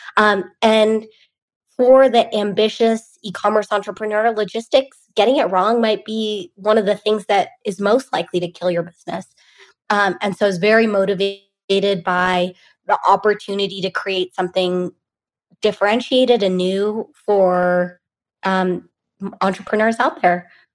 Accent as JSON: {"language": "English", "area": "Bay Area", "region": "California", "country": "United States", "tie": "born or raised there", "said": "I grew up in the Bay Area"}